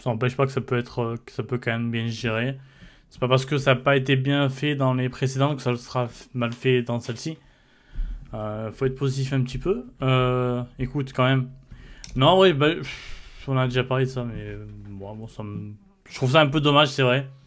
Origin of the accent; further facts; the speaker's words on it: Italy; Ouais, j'ai le droit, je suis italien.